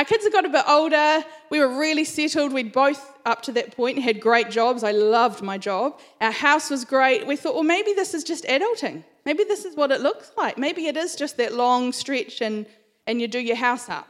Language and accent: English; Christchurch, Canterbury, New Zealand; So I grew up in Christchurch. I spent all of my life in Christchurch